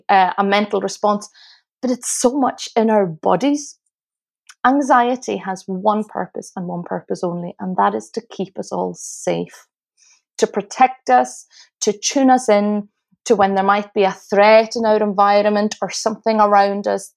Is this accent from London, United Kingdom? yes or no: no; Isle of Lewis, Outer Hebrides, Scotland, United Kingdom; now in Glasgow, United Kingdom; Well, I live in Glasgow. I've lived in Glasgow, Scotland for nearly 19 years, but I'm originally from the Isle of Lewis, which is in the Outer Hebrides of Scotland.